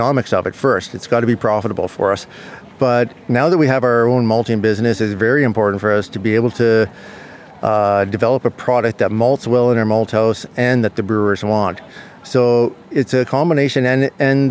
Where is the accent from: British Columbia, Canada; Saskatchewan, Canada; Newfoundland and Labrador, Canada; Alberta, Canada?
Alberta, Canada; Red Deer County; I'm from Red Deer County, Alberta, Canada. Our farm started in 1929 here